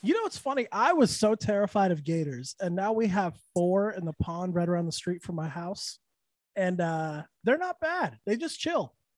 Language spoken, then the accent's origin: English; Santa Fe, New Mexico, United States; also born or lived in Texas; now in Orlando, United States; I'm from Santa Fe, so it doesn't get too hot there